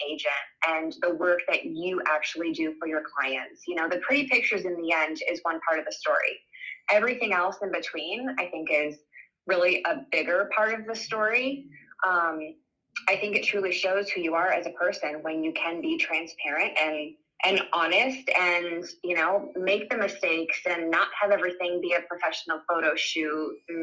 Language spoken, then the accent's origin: English; Iowa, United States; moved away as an adult; also born or lived in California / Colorado; we've been back in Iowa, my home state, for almost 8 years